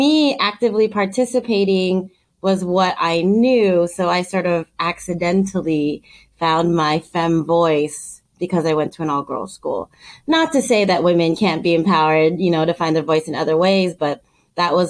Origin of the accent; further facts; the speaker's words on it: Los Angeles, California, United States; I was born and raised in Los Angeles